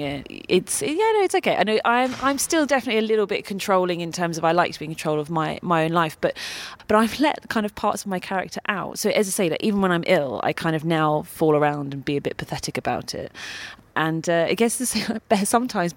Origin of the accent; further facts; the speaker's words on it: United Kingdom; being British